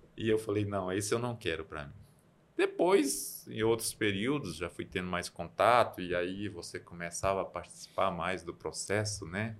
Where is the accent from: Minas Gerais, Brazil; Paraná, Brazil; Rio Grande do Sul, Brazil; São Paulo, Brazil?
Minas Gerais, Brazil; Campina Verde; now in Unaí, Brazil; eu sou de Campina Verde, é Pontal do Triângulo, mas um pouquinho mais que é um distrito, Honorópolis